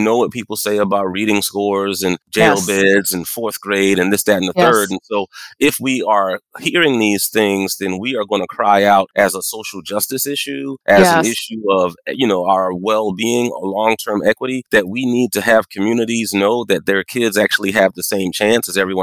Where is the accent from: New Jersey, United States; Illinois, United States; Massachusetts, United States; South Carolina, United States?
South Carolina, United States; Moncks Corner; moved away; also born or lived in Arkansas; I was raised right outside of Charleston, South Carolina, a small town called Monk's Corner.